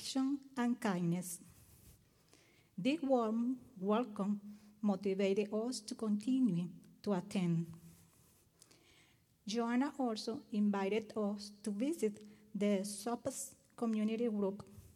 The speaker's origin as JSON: {"language": "English", "country": "Venezuela", "moved": "as an adult", "lives_now": "United States", "said": "I am from Venezuela. I lived in Venezuela until August 2017"}